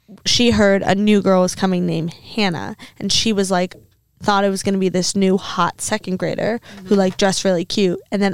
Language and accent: English; Virginia, United States; also born or lived in Louisiana; I moved from Louisiana to Virginia in the middle of second grade.